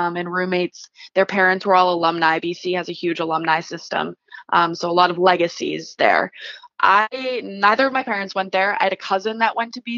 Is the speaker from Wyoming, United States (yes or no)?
no; Lowell, Massachusetts, United States; I grew up in Lowell. My parents are both from Lowell.